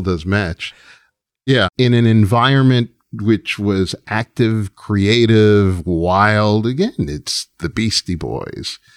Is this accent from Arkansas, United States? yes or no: no; New York, United States; as a New Yorker